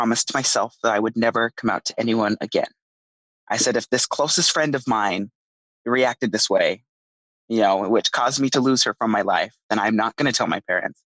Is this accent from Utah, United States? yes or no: yes; Draper, Utah, United States; I grew up in Draper, Utah.